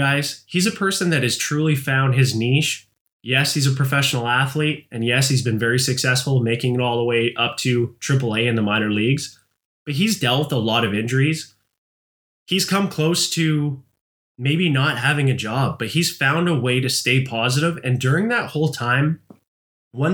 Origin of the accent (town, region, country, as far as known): Canada